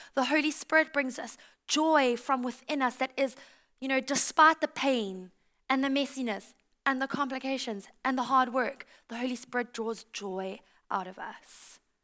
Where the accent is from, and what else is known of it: South Africa; also born or lived in United States; now in Australia